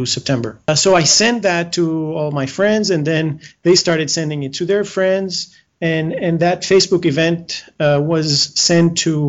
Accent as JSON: {"language": "English", "town": "Athens", "region": "Attica", "country": "Greece", "moved": "as an adult", "lives_now": "Dubai, United Arab Emirates", "said": "I'm from Greece, from Athens, but I live in Dubai for the past 6 years"}